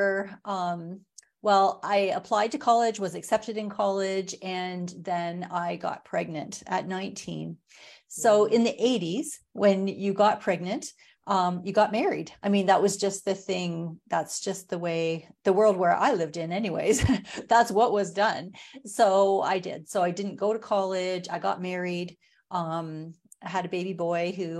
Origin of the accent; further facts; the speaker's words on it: Watford, Ontario, Canada; now in Sarnia, Canada; I grew up in Ontario. I live in Sarnia now. I grew up outside of Watford, a little town in the country on a farm.